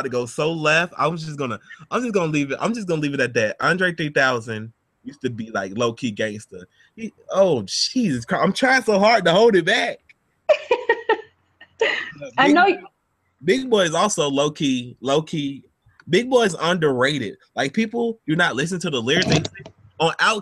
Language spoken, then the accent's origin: English; Georgia, United States; I'm from Georgia